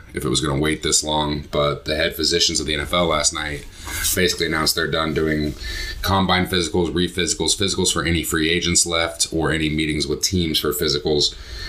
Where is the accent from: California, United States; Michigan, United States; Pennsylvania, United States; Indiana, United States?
Indiana, United States; Obviously, we're from Indiana. We're here. Outside of Indianapolis